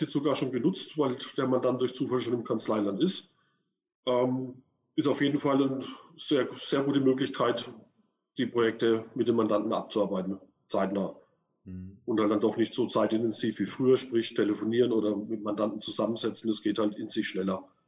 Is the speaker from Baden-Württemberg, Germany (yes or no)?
no; Würzburg, Bavaria, Germany; ich komme aus Würzburg